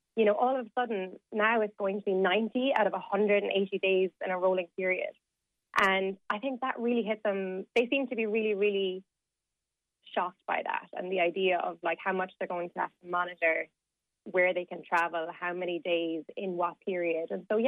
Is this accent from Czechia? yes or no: no; Ireland; now in United Kingdom; So we as Irish people coming to the UK, we have the right to work, to study, to access health services, and that will all stay in place.